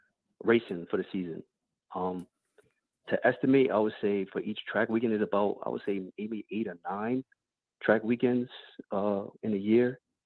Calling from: New York, United States; I'm calling from New York.

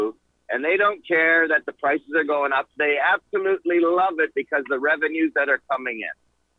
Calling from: Indiana, United States; I'm a truck driver. I'm coming in from Indiana.

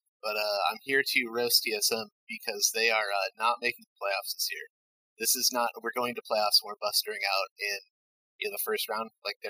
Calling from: Flint, Michigan, United States; I am calling from Flint, Michigan.

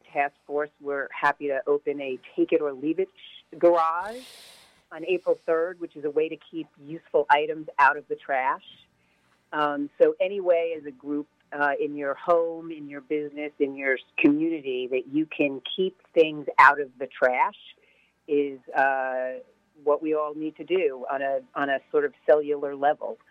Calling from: Hastings-on-Hudson, New York, United States; I'm calling from Hastings on Hudson

